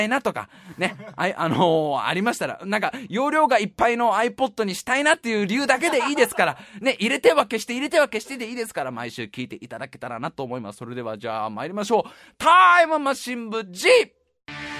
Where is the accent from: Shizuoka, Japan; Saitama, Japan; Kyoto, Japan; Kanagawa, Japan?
Saitama, Japan; Tokorozawa; also born or lived in Tokyo; 東京都に生まれましてね、ね、そのすぐ後に埼玉県に、えー、運ばれて、運ばれて、 すぐ埼玉県に移り住んで、そこの埼玉で